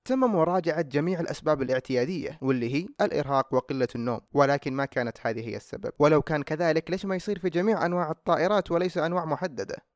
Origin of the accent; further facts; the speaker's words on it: Saudi Arabia; عندنا في السعوديه